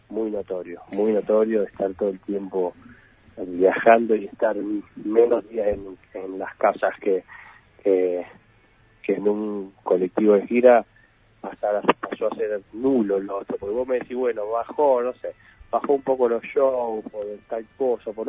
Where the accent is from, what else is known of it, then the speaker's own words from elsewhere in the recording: Argentina; somos argentinos